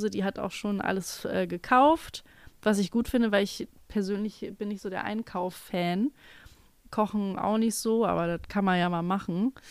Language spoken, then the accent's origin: German; North Rhine-Westphalia, Germany; Wir kommen aus Nordrhein-Westfalen, das ist das so.